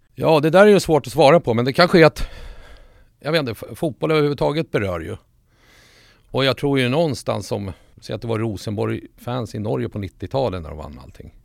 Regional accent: Solna, Stockholm County, Sweden; also born or lived in Sundsvall; Jag föddes i Sundsvall men morsan och den sidan av släkten var ju från Solberga. Där fanns det lite Bajen redan. Sen när vi flyttade till Stockholm, typ i lågstadiet. Ja, vi flyttade till Solna, Huvudsta närmare bestämt

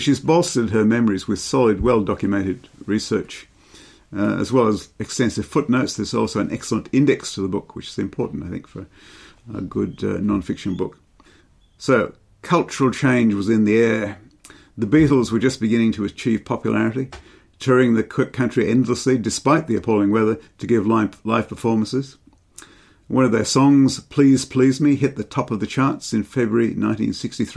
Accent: England, United Kingdom; moved away; I grew up in England, and in December 1962, I was 11 years old, just about to start high school.

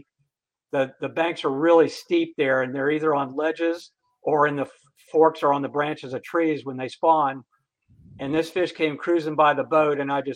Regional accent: Florida, United States; I was born and raised in Florida

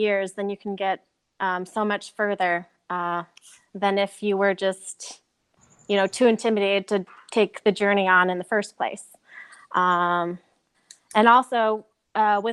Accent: Minnesota, United States; I was born and raised in Minnesota

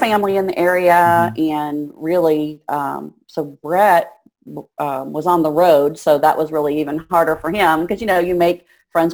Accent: Vermilion, Ohio, United States; moved away as an adult; also born or lived in Indiana; I grew up in Northern Ohio in a small town called Vermilion

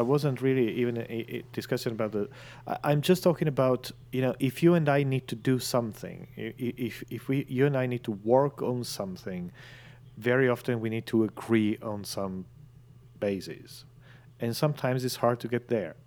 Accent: northern Italy, Italy; now in London, United Kingdom; I was in my hometown in northern Italy.

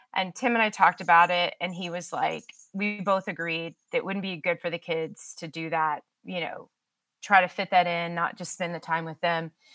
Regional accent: Dallas, Texas, United States; moved away as an adult; now in Austin, United States; I'm actually born, was born and raised in Dallas, and, um, moved to Austin

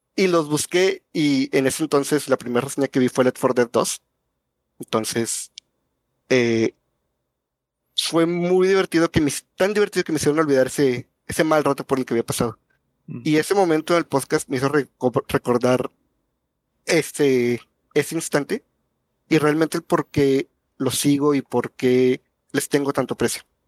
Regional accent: Monterrey, Nuevo León, Mexico; yo vivo muy lejos de ustedes, yo soy de Monterrey

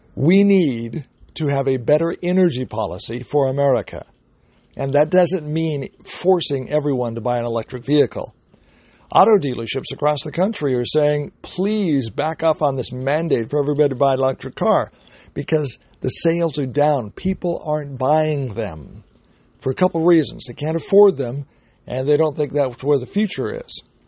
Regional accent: Oregon, United States; I'm from Oregon

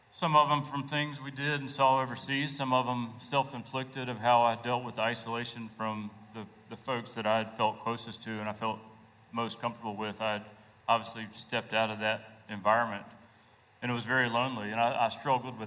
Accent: Columbia, United States; I grew up here in Columbia, went to Drury High School

